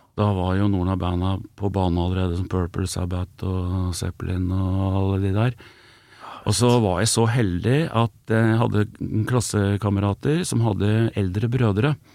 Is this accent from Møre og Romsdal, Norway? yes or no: no; Elverum, Innlandet, Norway; jeg kommer fra Elverum, som er eh, ikke, ikke, sånn kjempelangt, en 13 mil fra Oslo.